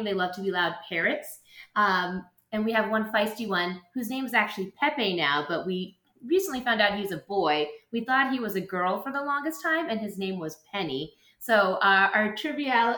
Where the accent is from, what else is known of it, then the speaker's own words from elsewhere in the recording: Boston, Massachusetts, United States; moved away as an adult; now in Virginia, United States; I'm an 8th grade science teacher here in Virginia. And I'm originally from Boston, but moved down here, and I absolutely love it.